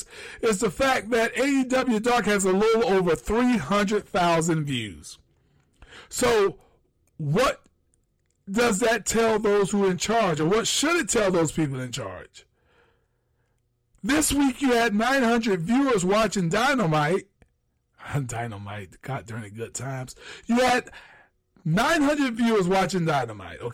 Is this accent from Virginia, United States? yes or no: no; Jacksonville, Florida, United States; Jacksonville, Florida, my hometown, my lucky place